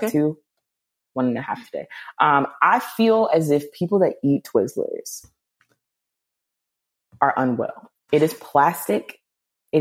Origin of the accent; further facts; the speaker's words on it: North Carolina, United States; I'm from North Carolina, but my family's like country Spartanburg, South Carolina